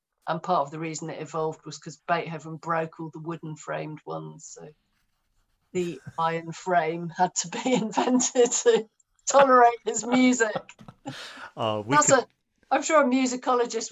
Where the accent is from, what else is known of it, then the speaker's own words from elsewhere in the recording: London, United Kingdom; I'm growing up in London, I'm a slightly depressed teenager